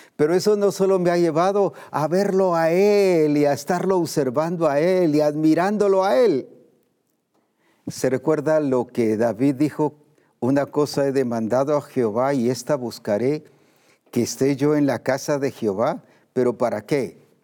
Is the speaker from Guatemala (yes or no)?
yes; Guatemala; como decimos aquí en Guatemala